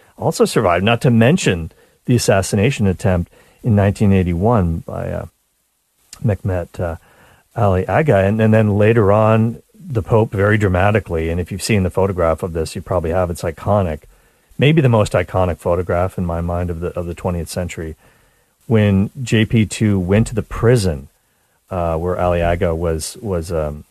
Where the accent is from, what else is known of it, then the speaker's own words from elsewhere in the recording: Nova Scotia, Canada; now in Toronto, Canada; I grew up in Nova Scotia